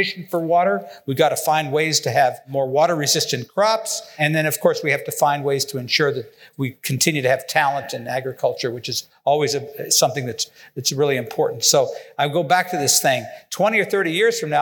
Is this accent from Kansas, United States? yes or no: yes; Kansas, United States; I'm from Kansas